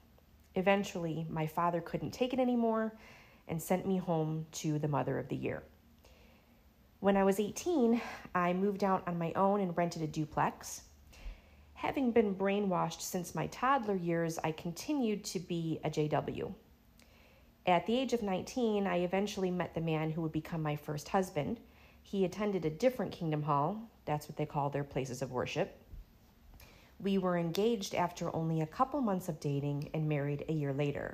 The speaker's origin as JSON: {"language": "English", "town": "Syracuse", "region": "New York", "country": "United States", "tie": "born or raised there", "moved": "as an adult", "lives_now": "Florida, United States", "said": "I was born in 1977 in Syracuse, New York."}